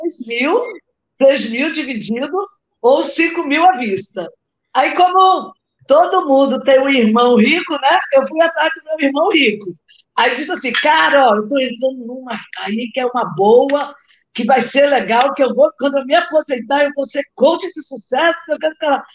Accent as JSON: {"language": "Portuguese", "region": "Rio de Janeiro", "country": "Brazil", "tie": "born or raised there", "moved": "yes", "lives_now": "Natal, Brazil", "said": "eu moro em Natal, mas sou carioca, gente. Nasci aí no Rio de Janeiro."}